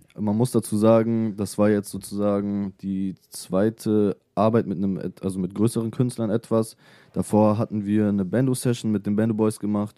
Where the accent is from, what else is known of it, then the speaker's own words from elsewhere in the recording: Hanover, Lower Saxony, Germany; Ich komme aus Hannover.